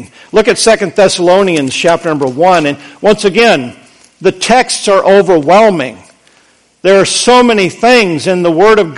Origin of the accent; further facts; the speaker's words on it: United States; We are so spoiled, rotten as American Christians